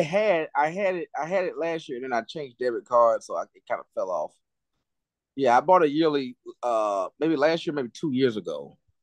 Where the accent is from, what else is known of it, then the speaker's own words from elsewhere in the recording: United States; I'm an American